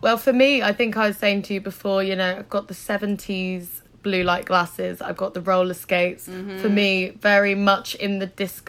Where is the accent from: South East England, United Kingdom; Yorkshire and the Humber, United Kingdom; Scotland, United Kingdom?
South East England, United Kingdom; Isle of Wight; moved away as an adult; now in London, United Kingdom; I'm from the Isle of Wight, somewhere that's where I was born. And there's not a lot going on there.